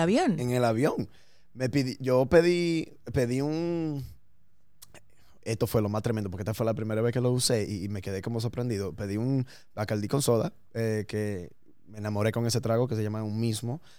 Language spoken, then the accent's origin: Spanish; New York, United States; born or raised there